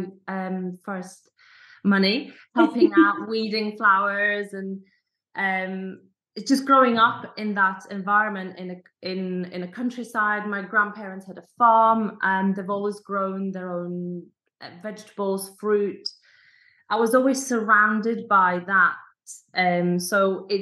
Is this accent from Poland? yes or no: yes; Poland; moved away; also born or lived in Scotland; growing up in a village, I come from Poland